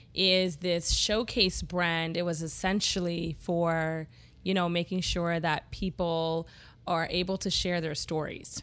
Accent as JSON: {"language": "English", "town": "Toronto", "region": "Ontario", "country": "Canada", "tie": "born or raised there", "said": "growing up in Scarborough"}